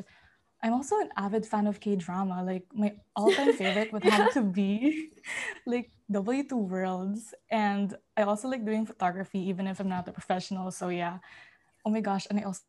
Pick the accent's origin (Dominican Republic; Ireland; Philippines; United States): Philippines; now in Qatar; I'm currently a sophomore at Qatar, but I'm from the Philippines. So that makes me a third culture kid.